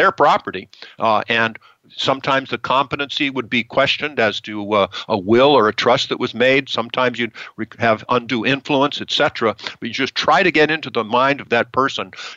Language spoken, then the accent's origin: English; United States; we in our country have many benefits for being American citizens